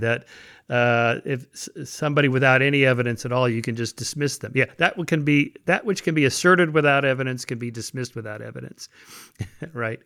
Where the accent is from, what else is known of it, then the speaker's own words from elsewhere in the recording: United States; I was born in America in the twentieth century.